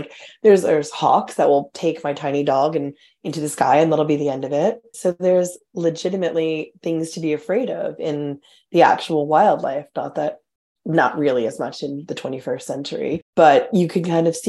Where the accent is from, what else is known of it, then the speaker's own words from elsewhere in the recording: Long Island, New York, United States; moved away as an adult; also born or lived in North Carolina; now in London, United Kingdom; I grew up on Long Island. I've lived in London for like 16 years. And my family relocated down to North Carolina and I'm down there for a minute.